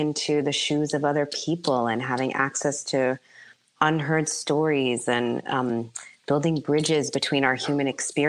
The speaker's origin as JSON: {"language": "English", "town": "Bronx", "region": "New York", "country": "United States", "said": "Like I'm not averse, you know, I'm from the Bronx."}